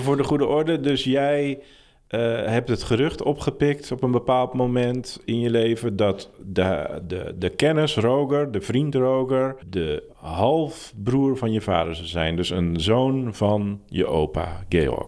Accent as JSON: {"language": "Dutch", "town": "Ursem", "region": "North Holland", "country": "Netherlands", "tie": "born or raised there", "said": "Ursem, de, dorp waar ik geboren ben."}